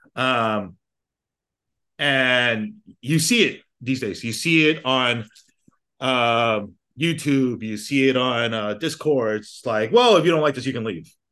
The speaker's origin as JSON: {"language": "English", "country": "United States", "tie": "born or raised there", "said": "I grew up in America"}